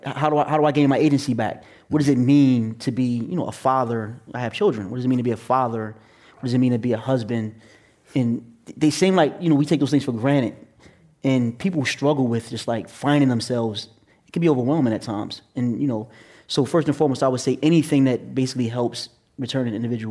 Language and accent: English; Atlantic City, New Jersey, United States; now in New York, United States; I was born and raised in Atlantic City, New Jersey, and now I live in New York